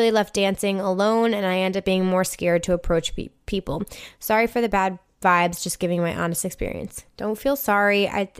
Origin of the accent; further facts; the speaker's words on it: San Antonio, Texas, United States; I just saw … solo in my hometown of San Antonio